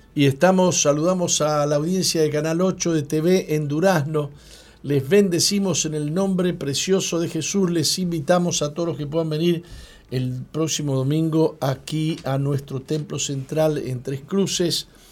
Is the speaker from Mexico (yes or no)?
no; Argentina; moved away as an adult; now in Uruguay; yo soy argentino